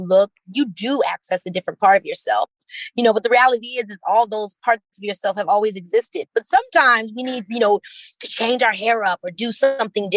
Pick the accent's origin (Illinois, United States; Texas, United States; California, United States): Illinois, United States; Chicago; I'm from Chicago